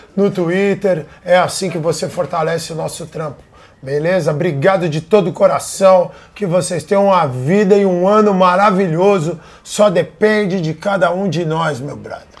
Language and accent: Portuguese; Rio Grande do Sul, Brazil; Eu sou gaúcho